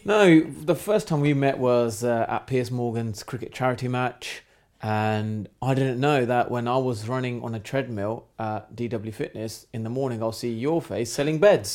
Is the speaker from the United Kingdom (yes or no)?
yes; England, United Kingdom; I'm born in a country where I am British 'cause I'm born in this country, so I'm English, I'm British as they come